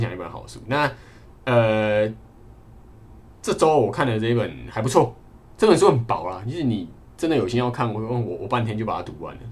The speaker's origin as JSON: {"language": "Chinese", "region": "Kaohsiung", "country": "Taiwan", "moved": "yes", "said": "因为我是高雄人"}